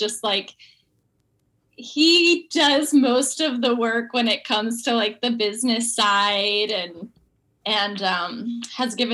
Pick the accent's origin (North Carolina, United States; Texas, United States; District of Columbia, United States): North Carolina, United States; moved away as an adult; now in Stuart, United States; I grew up in North Carolina